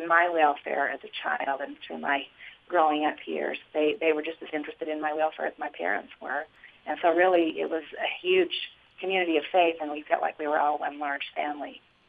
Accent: Colorado City, Arizona, United States; When I was growing up in Colorado City, before there was any kind of a split or division among the people, it was a very rich environment for young people to be raised in.

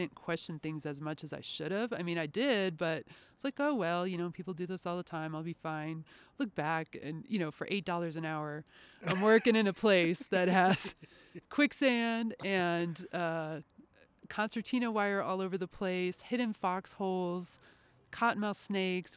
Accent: Wisconsin, United States; moved away; I grew up in Wisconsin, and I started doing archaeology there

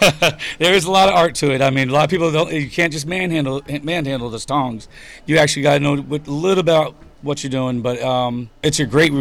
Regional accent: Broward County, Florida, United States; moved away as an adult; now in St. George Island, United States; I was born and raised down south in Broward County.

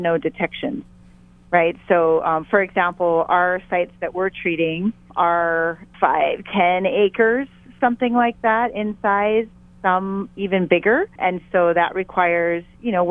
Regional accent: Hawaii, United States; as a Hawaiian

